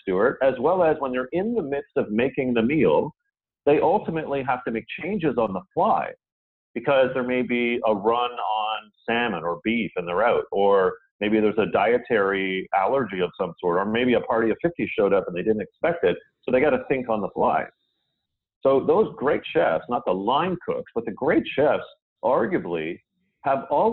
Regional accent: Canada; I, being Canadian

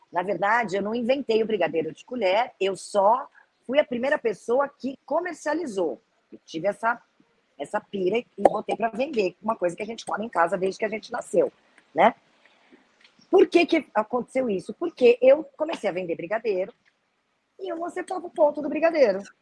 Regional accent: Brazil; Sou do Brasil, eu faço doce.

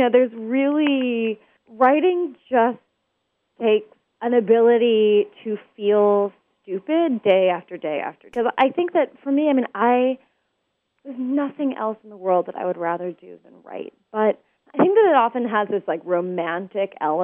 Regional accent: Portland, Oregon, United States; So I grew up in Portland, Oregon

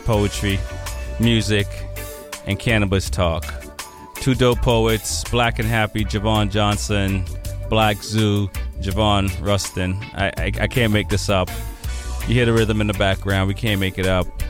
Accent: Jamaica; now in Boston, United States; I'm Jamaican

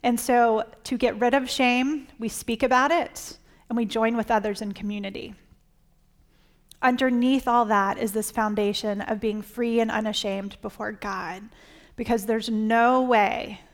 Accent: South Carolina, United States; now in Virginia, United States; I grew up in South Carolina, but now we live in Virginia

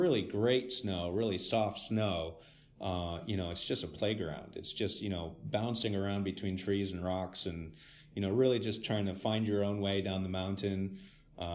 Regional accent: Santa Fe, New Mexico, United States; moved away as an adult; now in Netherlands; I was born in New Mexico, you know, born and raised

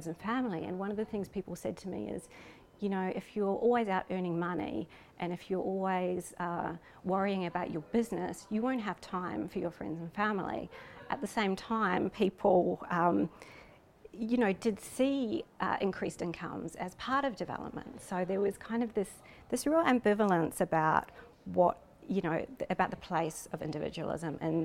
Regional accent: New Zealand; I'm from New Zealand. I'm Pākehā, which is a New Zealander of European descent

